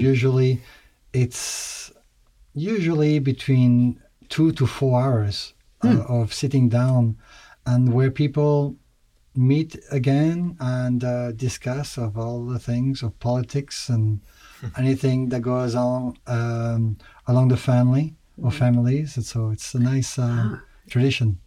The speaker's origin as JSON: {"language": "English", "area": "Alsace", "region": "Grand Est", "country": "France", "tie": "born or raised there", "moved": "yes", "said": "I grew up in Alsace, mm-hmm. in north, northeastern part of France."}